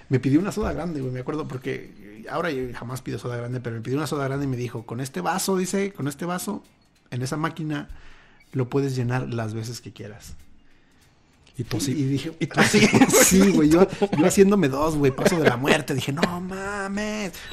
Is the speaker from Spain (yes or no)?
no; Mexico; now in Utah, United States; los que estamos en Utah, vivimos ese doble shock cultural porque venimos